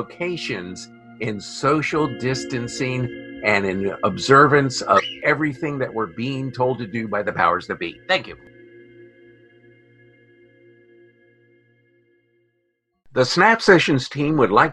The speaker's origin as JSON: {"language": "English", "region": "the Maryland suburbs", "country": "United States", "tie": "born or raised there", "said": "I watched it as a 15-year-old in our neighborhood movie palace growing up in the Maryland suburbs"}